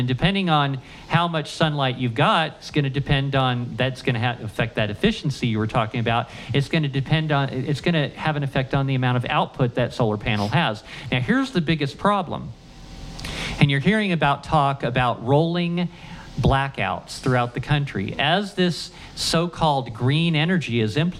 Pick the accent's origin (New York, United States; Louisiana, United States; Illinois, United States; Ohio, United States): Ohio, United States; I grew up in Ohio